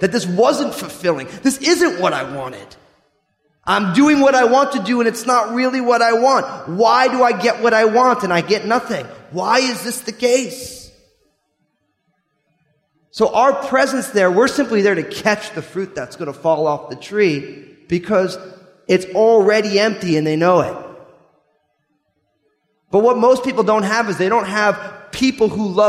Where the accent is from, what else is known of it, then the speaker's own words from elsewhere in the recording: New Jersey, United States; I'm from New Jersey